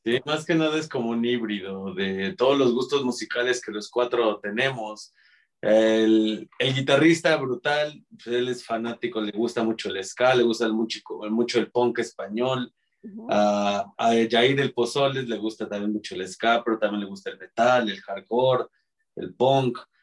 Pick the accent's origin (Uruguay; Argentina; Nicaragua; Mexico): Mexico; Mexico City; Somos los cuatro integrantes somos de aquí de la Ciudad de México